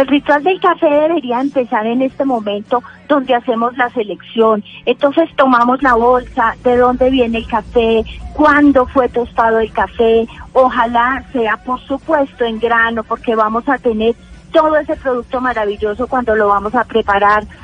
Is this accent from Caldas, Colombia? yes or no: yes; Manizales, Caldas, Colombia; tenemos maravillosos cafés en mi tierra natal, en Manizales